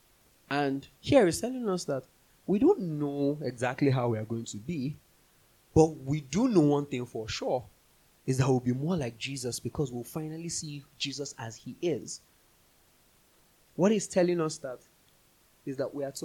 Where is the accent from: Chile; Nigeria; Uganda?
Nigeria; moved away; we grew up in Nigeria